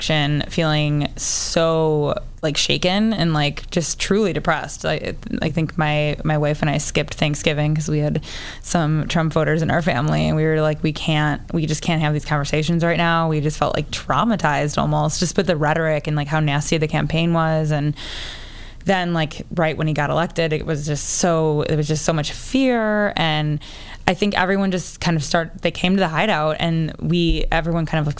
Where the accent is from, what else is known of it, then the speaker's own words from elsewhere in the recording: Chicago, Illinois, United States; I'm from the South Side.